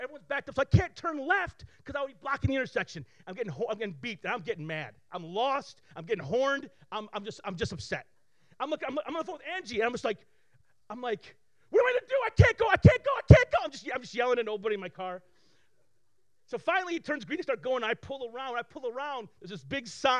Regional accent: Flint, Michigan, United States; I grew up here in Flint with very little

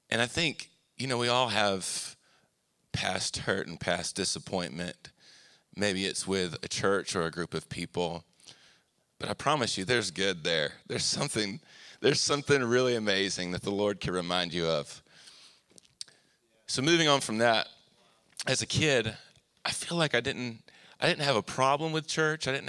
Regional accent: Anniston, Alabama, United States; we moved to Anniston, Oxford area, which is towards Atlanta, when I was 9 years old

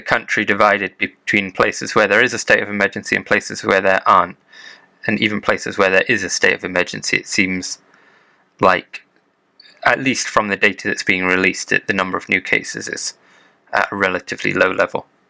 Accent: United Kingdom; now in Japan; as a Brit

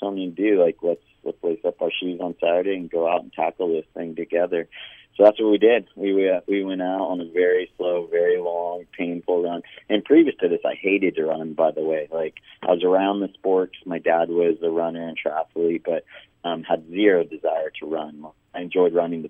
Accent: Big Bear Lake, California, United States; the lake in Big Bear, where I was living at the time and where I grew up in Southern California

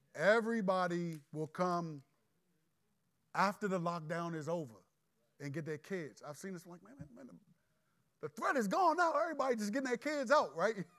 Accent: Landover, Maryland, United States; I'm from Landover and I'm godly

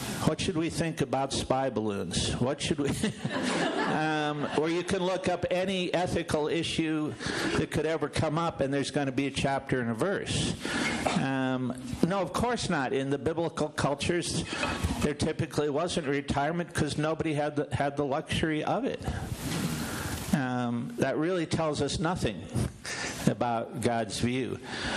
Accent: Illinois, United States; also born or lived in South Florida; now in Denver, United States; I was from Illinois

